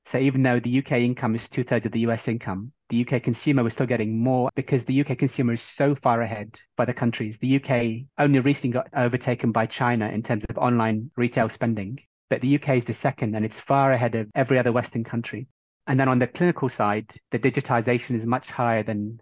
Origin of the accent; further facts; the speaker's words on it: Bahrain; moved away; I'm from Bahrain originally